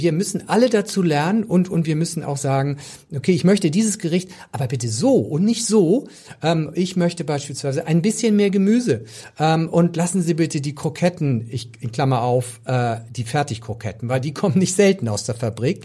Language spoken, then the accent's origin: German; Pinneberg district, Schleswig-Holstein, Germany; ich komme aus dem Kreis Pinneberg und da, also auf dem flachen Land